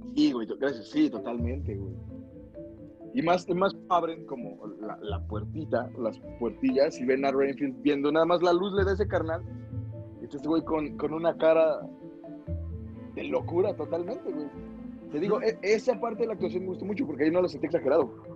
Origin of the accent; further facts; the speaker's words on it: Mexico; como mexicanos